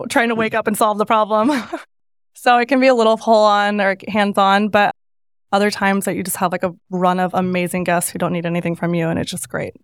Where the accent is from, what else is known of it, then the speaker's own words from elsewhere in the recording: Northern California, United States; moved away; growing up in Northern California